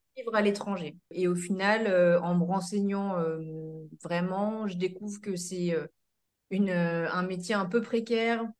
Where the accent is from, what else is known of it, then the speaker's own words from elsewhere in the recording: Seine-Maritime, Normandy, France; Je suis euh, du coup originaire de Seine-Maritime entre Le Havre et Rouen